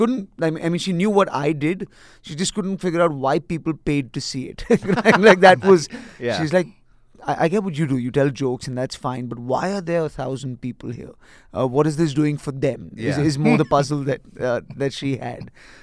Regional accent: Nigeria; also born or lived in Delhi, India / Galesburg, Illinois / Montgomery, Alabama; now in Mumbai, India; I grew up in Nigeria.

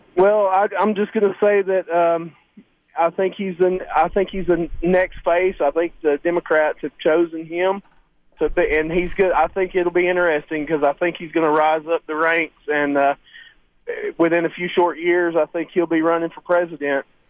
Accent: Chicago, Illinois, United States; now in Atlanta, United States; I'm originally from Chicago

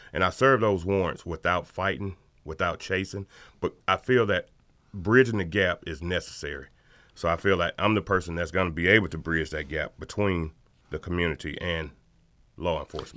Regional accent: Athens, Georgia, United States; this is my hometown

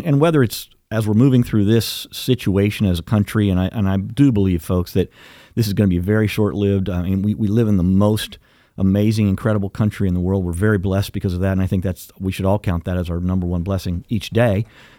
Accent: United States; That's the great thing about being an American.

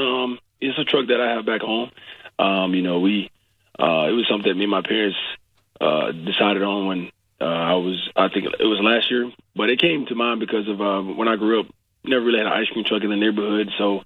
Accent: Prattville, Alabama, United States; moved away; Prattville, Alabama.

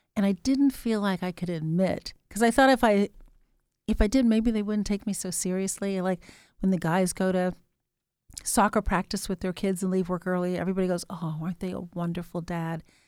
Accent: Chicago, Illinois, United States; also born or lived in England; when we returned to Chicago

